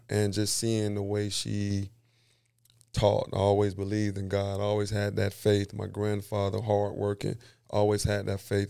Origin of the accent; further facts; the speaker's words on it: Seffner, Florida, United States; also born or lived in Carver City, Florida; born and raised, like I said, in Sefina, Florida